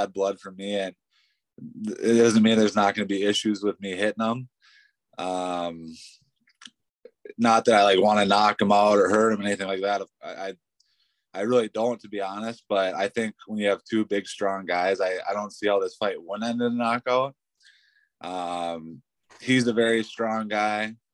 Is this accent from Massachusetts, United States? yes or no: no; Pine City, Minnesota, United States; We're from Pine City.